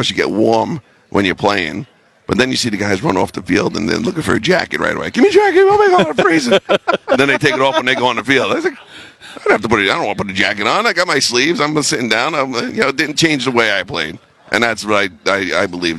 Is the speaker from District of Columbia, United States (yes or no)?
no; New York City, New York, United States; moved away as an adult; also born or lived in New Haven, Connecticut / Green Bay, Wisconsin; I grew up in New York City